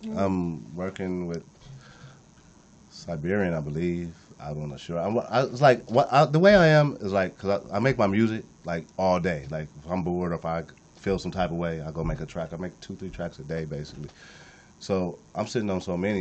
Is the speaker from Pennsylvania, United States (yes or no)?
no; Compton, California, United States; I came from nothing. I'm from Compton